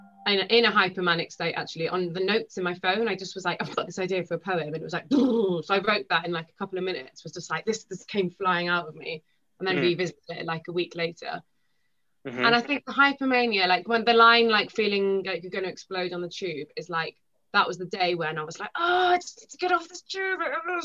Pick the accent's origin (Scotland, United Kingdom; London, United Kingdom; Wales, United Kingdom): Wales, United Kingdom; first language Welsh; The second thing is that I'm Welsh, even though I don't sound that Welsh. I'm Welsh and I speak fluent Welsh.